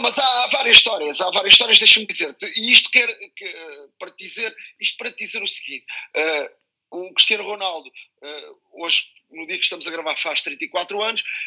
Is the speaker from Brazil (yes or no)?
no; Montijo, Setúbal, Portugal; eu sou do Montijo